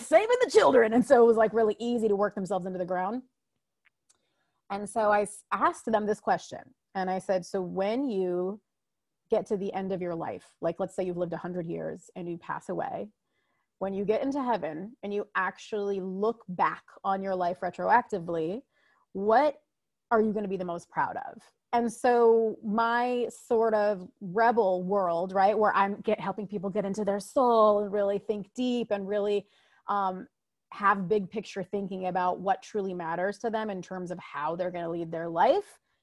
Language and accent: English; United States; I am a first generation American, meaning my mom and dad immigrated here, and then I was born here in America